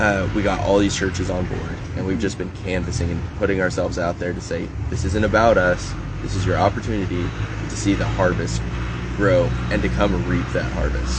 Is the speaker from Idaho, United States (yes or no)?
no; Los Angeles, California, United States; moved away as an adult; now in Oregon, United States; being an athlete from